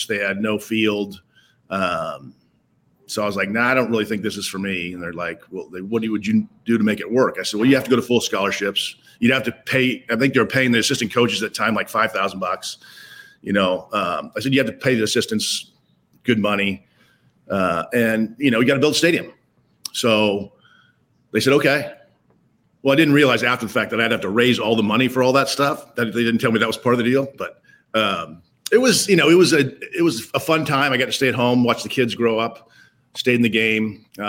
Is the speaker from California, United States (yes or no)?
yes; Stockton, California, United States; So the University of Pacific's in my hometown, Stockton, where I was from.